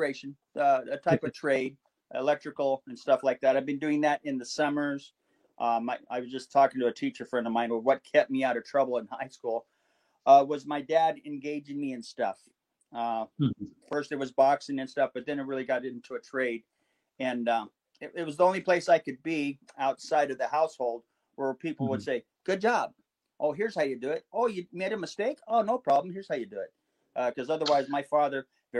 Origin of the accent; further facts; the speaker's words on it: Orange County, California, United States; also born or lived in Compton, California / Los Angeles, California; born in Compton, California, 1963. Had two parents, one of each. And moved to Orange County, 1970. Went to school here